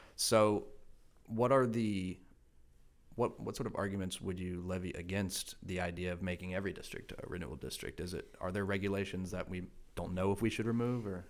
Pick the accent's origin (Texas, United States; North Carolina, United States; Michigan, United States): North Carolina, United States; Rowan County; I come from Roanne